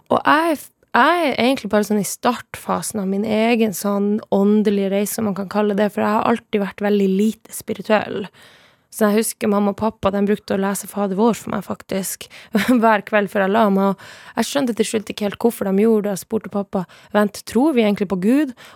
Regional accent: Sápmi, Norway; derfor må du vite at jeg er same.

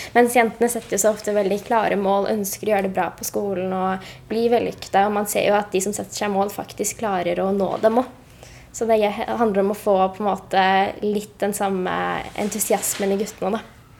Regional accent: Oslo, Norway; jeg kommer jo fra Høybråten

